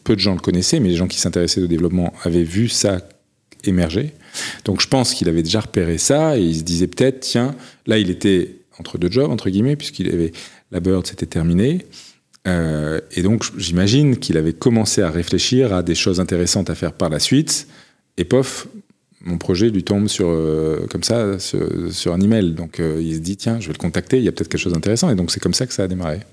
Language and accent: French; the South, southern France, France; moved away; je viens du Sud